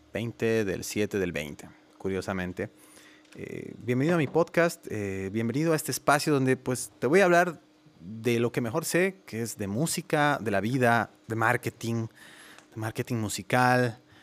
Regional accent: La Paz, Bolivia; moved away as an adult; now in Guadalajara, Mexico; soy boliviano, tengo 36 años, nací en La Paz, Bolivia

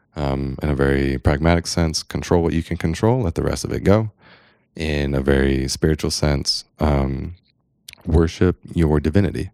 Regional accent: San Diego, California, United States; I'm a dude from San Diego

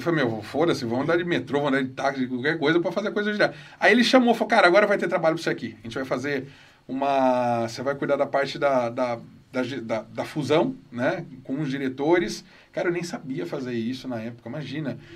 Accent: Campinas, São Paulo, Brazil; Nasci em Campinas, eu e meu irmão. Nascemos aqui.

